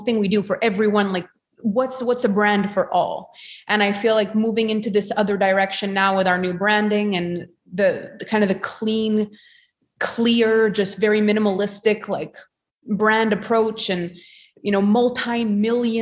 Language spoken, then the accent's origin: English; Canada; being Canadian and all the politics and everything that have happened here